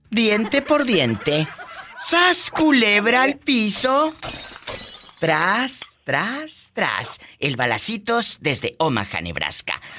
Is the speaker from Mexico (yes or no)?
yes; San Felipe, Nayarit, Mexico; Soy de aquí de San Felipe, en el municipio